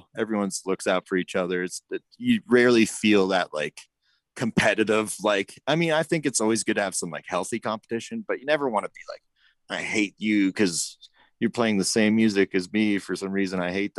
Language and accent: English; Boulder, Colorado, United States; now in Denver, United States; But I recently moved out to Denver. I'm born and raised in Boulder, Colorado, which is a little more tucked into the mountains, a little less of a city kind of feel.